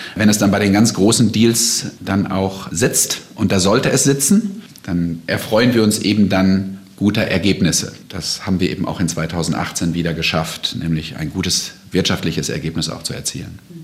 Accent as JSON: {"language": "German", "region": "North Rhine-Westphalia", "country": "Germany", "moved": "as an adult", "lives_now": "United States", "said": "ich komme ja aus Westfalen"}